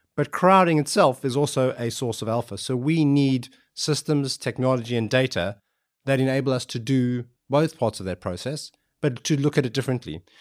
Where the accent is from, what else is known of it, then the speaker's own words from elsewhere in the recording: South Africa; moved away; I grew up in South Africa